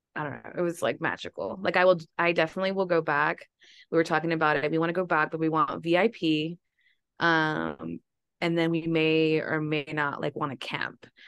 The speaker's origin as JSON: {"language": "English", "region": "Texas", "country": "United States", "said": "We're from Texas"}